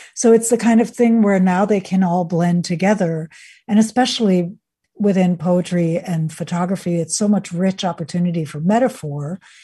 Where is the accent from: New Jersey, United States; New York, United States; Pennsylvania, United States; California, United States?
New York, United States; also born or lived in Venezuela / Sweden; So I grew up in the United States, in New York, and, uh, went to Venezuela, where my father's side of the family is from, and Sweden, where my mother's side of the, where my mother is from